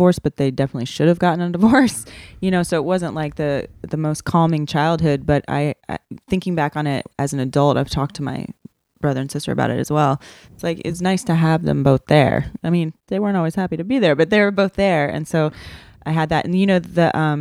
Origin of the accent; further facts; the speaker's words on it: Kansas, United States; now in Southern California, United States; I'm from Kansas